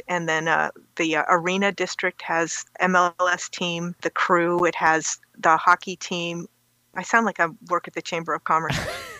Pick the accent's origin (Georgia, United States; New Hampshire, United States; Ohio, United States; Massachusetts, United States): Ohio, United States; Youngstown; also born or lived in Chicago, Illinois / Madison, Wisconsin / Starkville, Mississippi / Baltimore, Maryland; now in Columbus, United States; Well, I grew up in Youngstown, which is halfway between Cleveland and Pittsburgh.